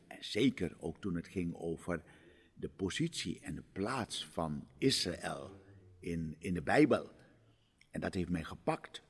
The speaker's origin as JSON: {"language": "Dutch", "country": "Suriname", "tie": "born or raised there", "moved": "yes", "lives_now": "Amsterdam, Netherlands", "said": "ik ben in Suriname geboren en opgegroeid"}